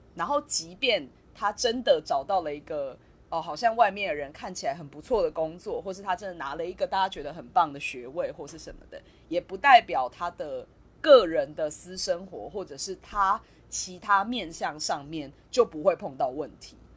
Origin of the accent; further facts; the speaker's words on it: Taiwan; 但我们在台湾跟我们，我们可能会讲八年级、十年级这个这群人